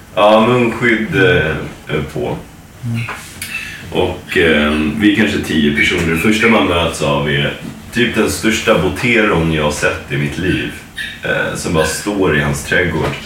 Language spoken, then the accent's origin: Swedish; Sweden; now in United States; som svenskar